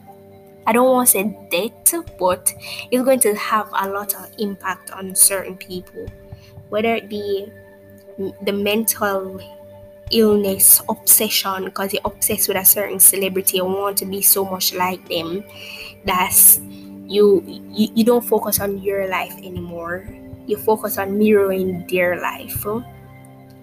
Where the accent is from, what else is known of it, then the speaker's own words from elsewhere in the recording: Jamaica; I'm speaking from the Jamaican perspective